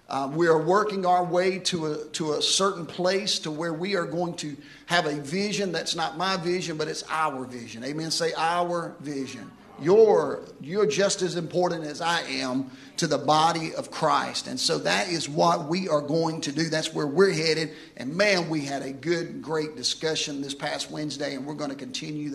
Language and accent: English; Houston, Mississippi, United States; I remember growing up in Houston, Mississippi. I grew up in Metz Street